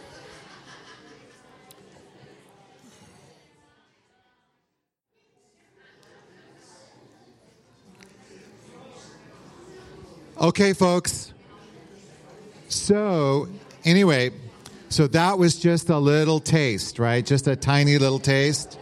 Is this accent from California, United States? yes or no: yes; San Rafael, California, United States; I'm from San Rafael